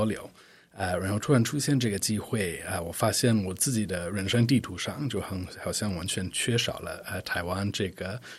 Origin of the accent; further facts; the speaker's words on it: United States; Chinese is a second language; also born or lived in Shanghai / Hong Kong; now in Taipei, Taiwan; 我是美国人